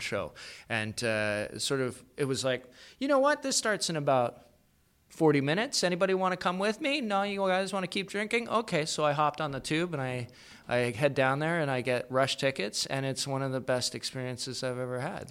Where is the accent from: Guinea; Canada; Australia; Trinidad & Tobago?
Canada; Calgary, Alberta; moved away as an adult; also born or lived in Kingston; was born in Calgary, grew up there